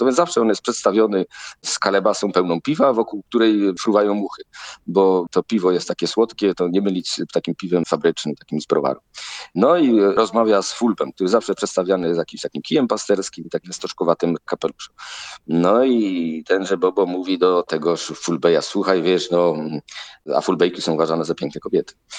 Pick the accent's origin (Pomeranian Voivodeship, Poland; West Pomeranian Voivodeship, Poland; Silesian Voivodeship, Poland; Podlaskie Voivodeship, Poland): Silesian Voivodeship, Poland; ja jestem ze Śląska, no więc ta Śląszczyzna ze mnie zawsze wychodzi.